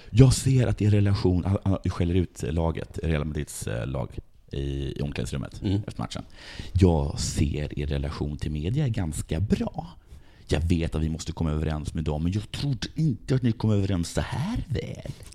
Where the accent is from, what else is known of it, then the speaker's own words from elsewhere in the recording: Sweden; jag är från Sverige, mm. så jag sa I'm from Sweden